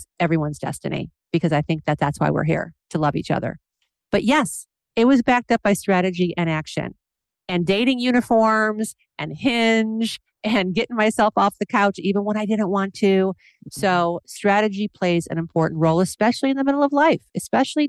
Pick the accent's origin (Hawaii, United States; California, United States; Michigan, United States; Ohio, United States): Ohio, United States; Independence; moved away as an adult; also born or lived in Los Angeles; now in Seattle, United States; I'm from a small town in Independence, Ohio